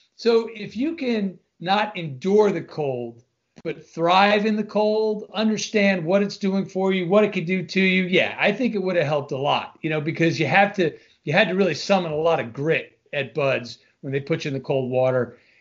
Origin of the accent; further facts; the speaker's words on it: Long Island, New York, United States; moved away as an adult; I'm originally from Long Island, New York, which all Long Islanders are always proud to put out there up front